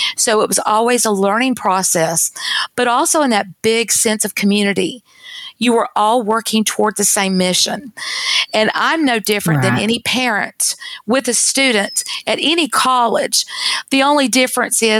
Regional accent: North Carolina, United States; moved away as an adult; now in Texas, United States; my home state is North Carolina

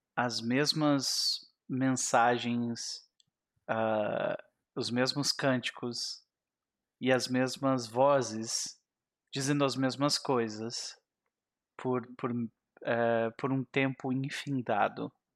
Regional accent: South Region, Brazil; eu sou do Sul

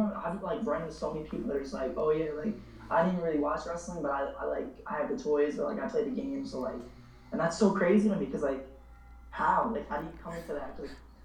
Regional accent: Newburgh, New York, United States; also born or lived in Florida; I grew up in a place called Newburgh, New York. It's the murder capital of New York. You know, I went to like just a bunch of struggles through like gun violence and all that stuff. Like, just pretty much grew up in the hood, lived my life.

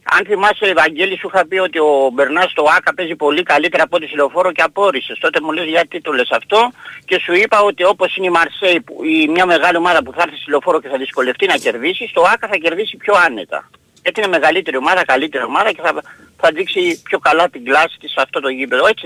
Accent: Peristeri, Attica, Greece; καλημέρα παιδιά από το Περιστέρι

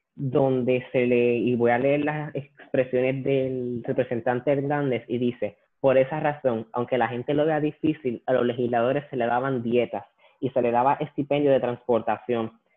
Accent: Puerto Rico; a nosotros como puertorriqueños y como puertorriqueñas

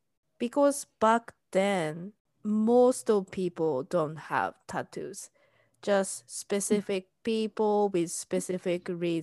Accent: Japan; now in United States; I'm Japanese and I'm living in US.

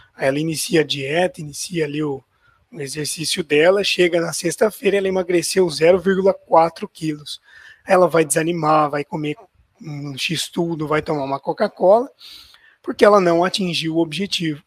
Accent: Ribeirão Preto, São Paulo, Brazil; eu sou de Ribeirão Preto, estado de São Paulo

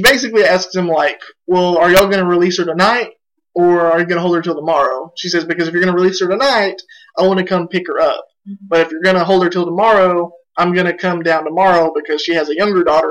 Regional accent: Oklahoma, United States; we're from Oklahoma

